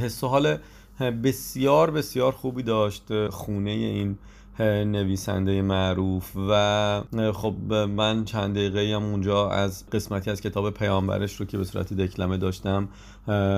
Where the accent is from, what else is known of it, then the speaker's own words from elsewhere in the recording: Iran; ما از ایران اومدیم